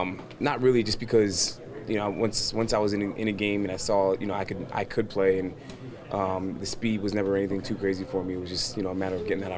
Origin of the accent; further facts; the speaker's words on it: Danbury, Connecticut, United States; Danbury, Connecticut. It's like an hour, hour and 15 from here.